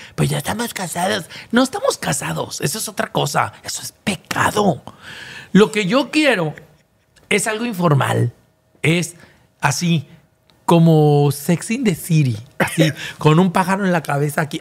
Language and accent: Spanish; Guadalajara, Jalisco, Mexico; moved away as an adult; now in Monterrey, Mexico; Sí sé que en Guadalajara está mi casa. En Guadalajara está todos, toda mi parentela